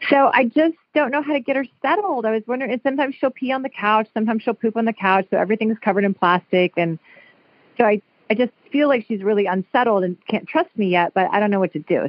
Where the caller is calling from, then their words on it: Santa Monica, California, United States; Hi, Julie. Hello. I'm calling from Santa Monica.